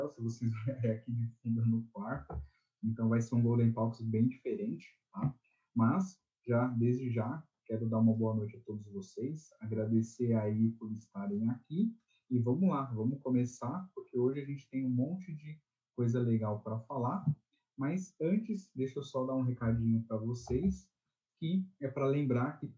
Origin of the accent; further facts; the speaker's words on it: São Paulo, Brazil; eu nasci em São Paulo, mas eu sempre tive um pezinho ali no Nordeste. Né? Então, durante toda a minha infância, minha adolescência, eu fui muitas vezes, até hoje, vou ali para o Nordeste, né? mais especificamente para Paraíba.